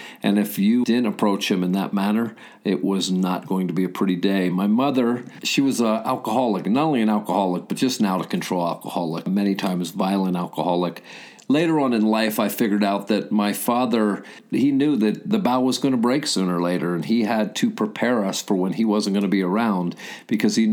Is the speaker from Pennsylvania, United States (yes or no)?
yes; the hills of Pennsylvania, United States; also born or lived in Philadelphia, Pennsylvania; So we moved out to the hills of Pennsylvania, and I grew up in an area where I think the most prevalent business was a sawmill, and it was on the edge of Amish country